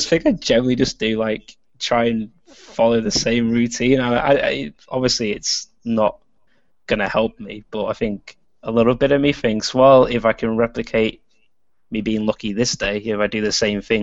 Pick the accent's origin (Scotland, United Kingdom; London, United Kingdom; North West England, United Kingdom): North West England, United Kingdom; Warrington; I'm from a town called Warrington, which is like in between Manchester and Liverpool